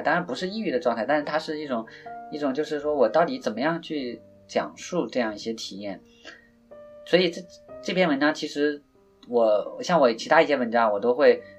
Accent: China; first language Chinese; 我自己对中文，呃，我写的时候会，会比较游刃有余一点，因为毕竟这是母语在自己的这个语言环境下长大，也是我们中国自己这片大地上发生的问题

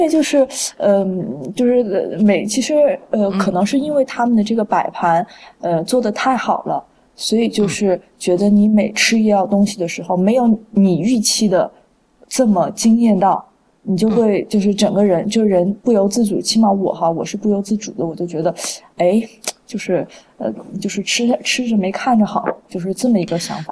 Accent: Guizhou, China; 我是来自，呃，来自那个贵州嘛，所以我们，我们家那个地方少数民族比较多

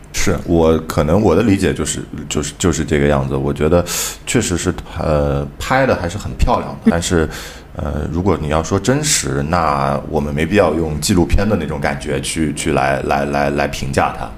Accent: Shanghai, China; 我们上海人每个小孩儿其实都有

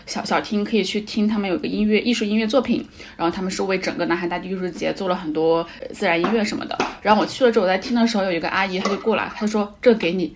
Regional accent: Hunan, China; 正好我也是湖南人

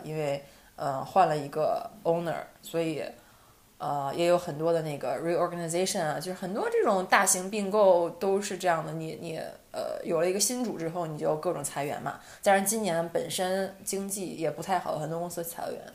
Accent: Northeast China, China; moved away as an adult; now in Netherlands; 我意识到东北还是我的精神家园

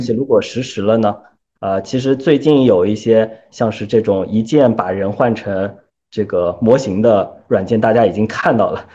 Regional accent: China; 作为我们中国人

